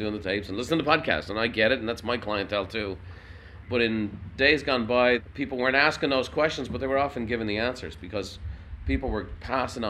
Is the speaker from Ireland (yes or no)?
yes; Dublin, Leinster, Ireland; moved away as an adult; now in United States; I grew up in Dublin. I was a city boy